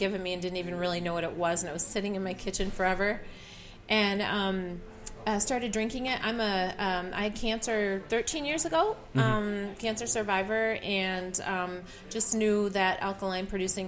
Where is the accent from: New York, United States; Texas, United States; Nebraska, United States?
New York, United States; Oh, originally, where am I from? I'm from upstate New York.